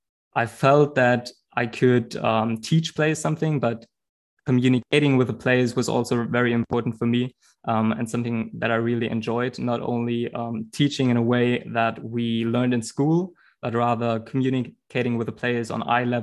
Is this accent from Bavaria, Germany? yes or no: no; Bremen, Germany; I was born in Bremen